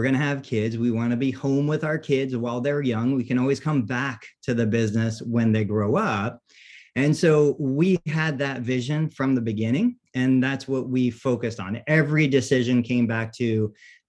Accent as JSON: {"language": "English", "town": "Siesta Key", "region": "Florida", "country": "United States", "tie": "born or raised there", "said": "I grew up on Siesta Key"}